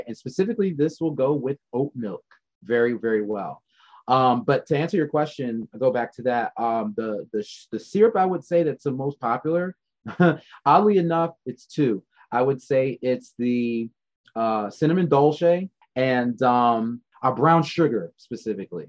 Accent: Maryland, United States; moved away; I'm from Maryland originally

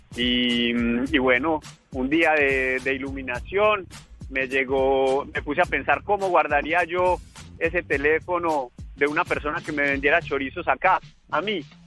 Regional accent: Manizales, Caldas, Colombia; now in Paris, France; soy un emprendedor colombiano

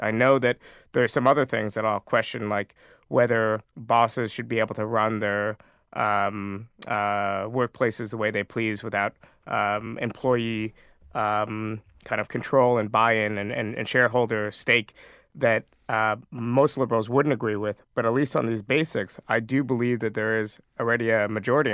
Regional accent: New York, United States; I grew up in New York State

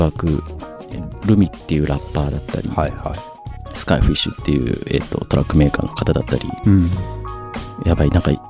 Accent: Shizuoka, Japan; 静岡僕は出身なんですけども

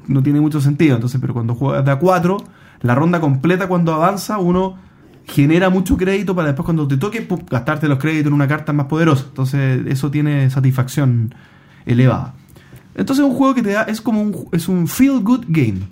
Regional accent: Chile; yo soy chileno

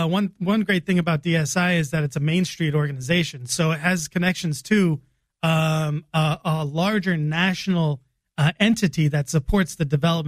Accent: Springfield, Illinois, United States; moved away as an adult; also born or lived in Kenya / Namibia; Born and raised in Springfield, Illinois.

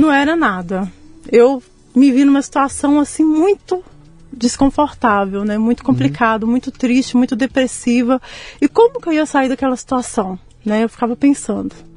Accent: São João Evangelista, Minas Gerais, Brazil; moved away; also born or lived in Guanhães, Minas Gerais; João Evangelista, que é onde eu vivi, que eu cresci

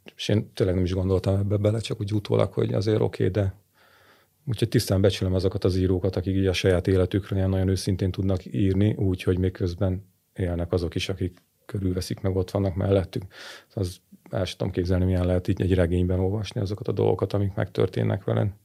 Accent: Hungary; now in Budapest, Hungary; én vidéki vagyok, csak én Budapesten élek

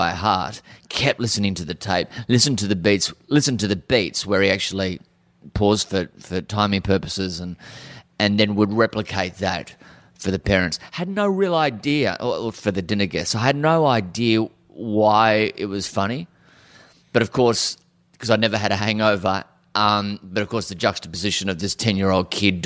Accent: Cairns, Queensland, Australia; I grew up in Cairns. My parents arrived in Cairns in 71 and I was born in 72

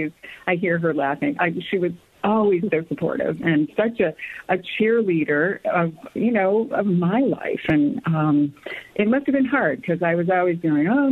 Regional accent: New England, United States; moved away as an adult; also born or lived in Syracuse / Chicago; growing up in New England was amazing

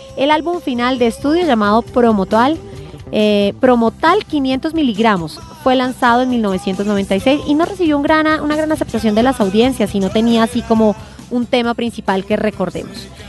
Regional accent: Bogotá, Colombia; soy cachaca de pura cepa

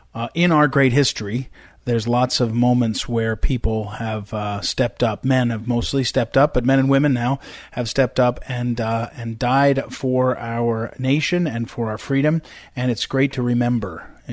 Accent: New Jersey, United States; I grew up in New Jersey and knew lots of people that were working in New York that day

